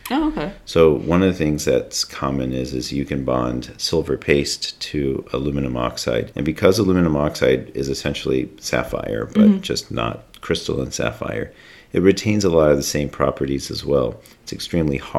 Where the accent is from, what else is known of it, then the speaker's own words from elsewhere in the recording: North Carolina, United States; I'm from North Carolina